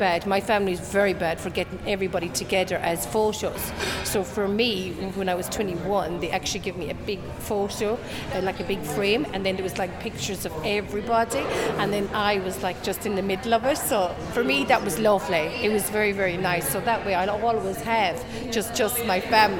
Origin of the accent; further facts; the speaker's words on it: Tipperary, Munster, Ireland; I'm from Tipperary